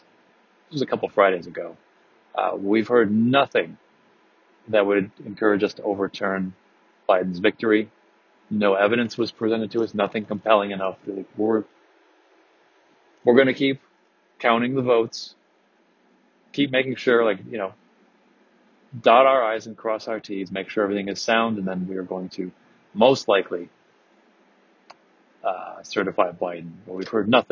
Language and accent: English; Michigan, United States; born or raised there